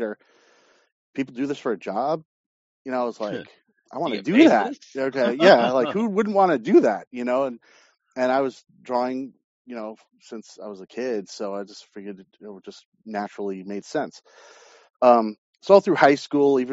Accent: Long Island, New York, United States; also born or lived in Queens, New York / Manhattan, New York; Grew up on Long Island

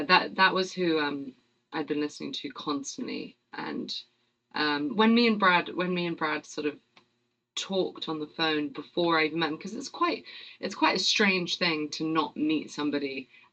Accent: London, United Kingdom; accent: British; I'm very English. I'm from... I'm from London, and grew up in a place called Chiswick, which is sort of kind of 20 minutes outside of actual London, so sort of suburban enough, but close enough to London

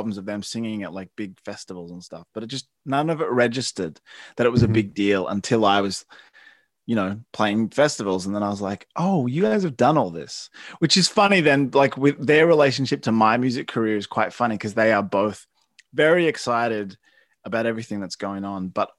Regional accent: Melbourne, Victoria, Australia; Growing up in Melbourne. I love Melbourne.

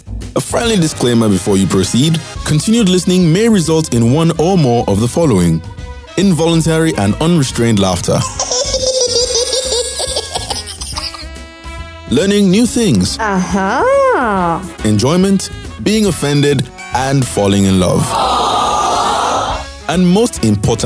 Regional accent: Nigeria; I might have ended up no longer being a Nigerian citizen

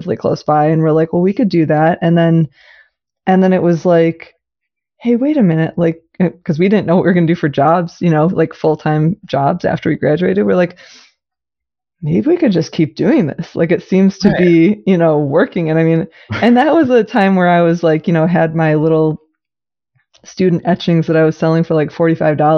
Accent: Ann Arbor, Michigan, United States; I grew up in Ann Arbor. And so I grew up like going to the art fair as a little kid all the time

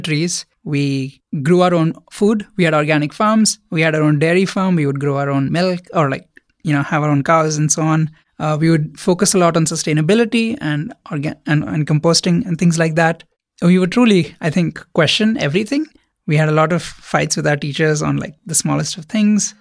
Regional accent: India; moved away as an adult; now in United States; I grew up in India.

